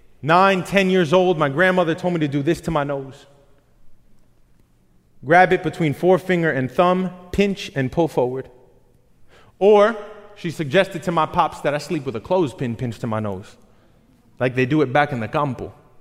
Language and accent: English; Queens, New York, United States; I legit thought I was Spider-Man until I was like 10 years old, mainly because we're both nerds from Queens.